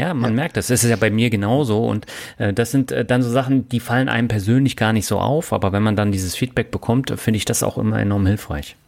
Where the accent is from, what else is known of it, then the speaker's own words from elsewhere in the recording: Rhine-Neckar, Germany; moved away; Für dieses Interview geht meine Leitung wieder in meine alte Heimat, die Rhein-Neckar-Region